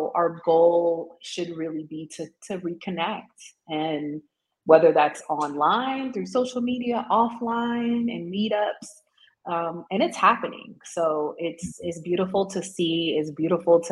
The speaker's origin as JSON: {"language": "English", "country": "United States", "also_born_or_lived": "Tanzania", "moved": "as an adult", "lives_now": "South Africa", "said": "as an American"}